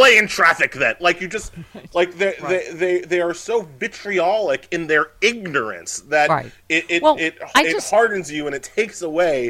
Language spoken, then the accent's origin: English; Long Island, New York, United States; I grew up on Long Island.